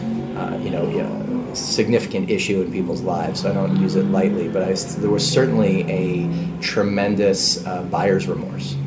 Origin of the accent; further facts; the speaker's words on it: Canada; as a Canadian kid growing up